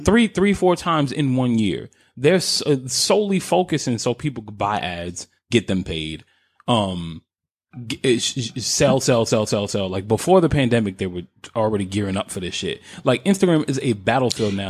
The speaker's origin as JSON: {"language": "English", "region": "New York", "country": "United States", "moved": "yes", "lives_now": "Philadelphia, United States"}